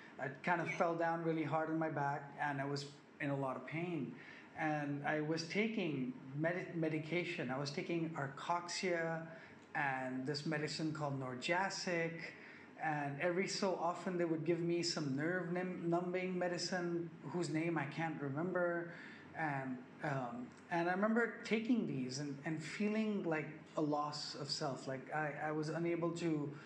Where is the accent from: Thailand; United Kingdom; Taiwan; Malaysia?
Thailand; Bangkok; I live in Bangkok, Thailand. I'll start with that. I grew up here. I'm a Thai Sikh. I'm a Thai Indian.